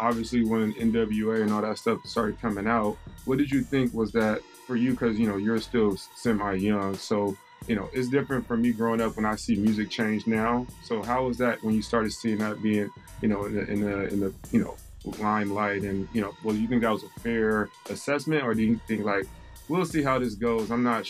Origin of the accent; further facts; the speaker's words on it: Compton, California, United States; growing up in Compton, obviously you see a lot.